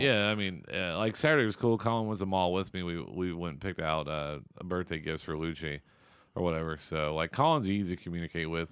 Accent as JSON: {"language": "English", "town": "Seymour", "country": "United States", "tie": "born or raised there", "moved": "yes", "said": "Seymour, the school I graduated from."}